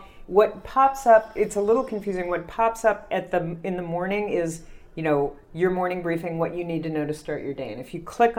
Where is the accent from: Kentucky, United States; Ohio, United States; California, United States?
Kentucky, United States; moved away as an adult; also born or lived in Jersey City, New Jersey; now in New York, United States; I grew up in Kentucky, and I moved here out of college.